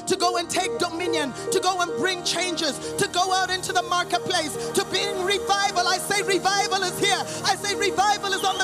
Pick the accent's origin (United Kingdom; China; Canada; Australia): Canada; moved away; also born or lived in Botswana; I'm sure you can tell a little bit by my accent, I grew up in Canada.